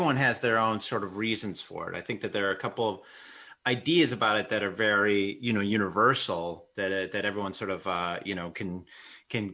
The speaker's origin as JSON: {"language": "English", "region": "Wisconsin", "country": "United States", "tie": "born or raised there", "said": "I'm Mexican American. I grew up in Wisconsin"}